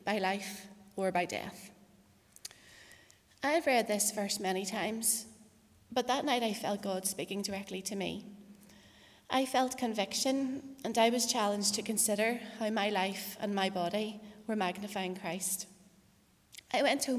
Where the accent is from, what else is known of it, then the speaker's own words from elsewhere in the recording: Portadown, Northern Ireland, United Kingdom; also born or lived in Paris, France; I was born in Craigavon Area Hospital in 1984, and I grew up in Portadown.